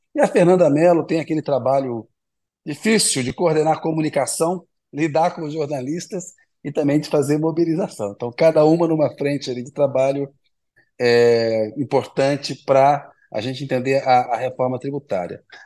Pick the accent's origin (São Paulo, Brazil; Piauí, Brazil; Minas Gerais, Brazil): Minas Gerais, Brazil; Belo Horizonte; eu também sou de BH